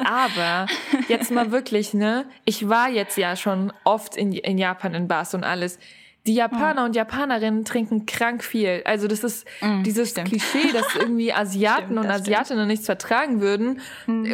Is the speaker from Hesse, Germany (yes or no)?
yes; Frankfurt, Hesse, Germany; ich komme ja eigentlich aus Frankfurt